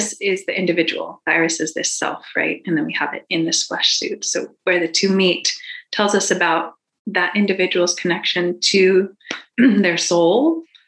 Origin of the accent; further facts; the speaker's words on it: Boulder, Colorado, United States; I'm from Boulder